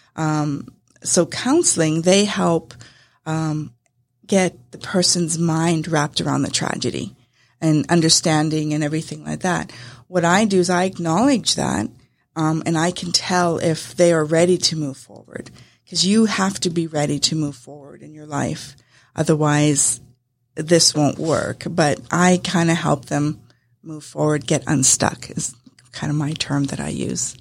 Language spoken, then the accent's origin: English; Winnipeg, Manitoba, Canada; moved away as an adult; now in Acworth, United States; I was uh, originally from Canada. My husband and I came from Winnipeg, Manitoba, and uh, we came down to Georgia.